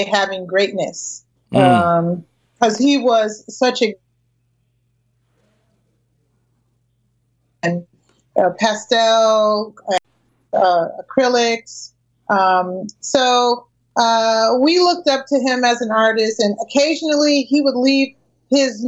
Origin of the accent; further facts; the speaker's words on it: Springfield, Massachusetts, United States; I'm from Springfield, Mass